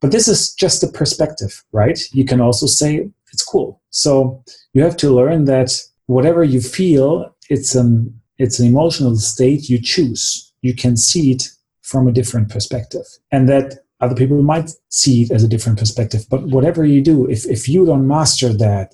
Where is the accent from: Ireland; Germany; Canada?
Germany; also born or lived in United States; I'm from Germany, but I went to high school for 1 year in the United States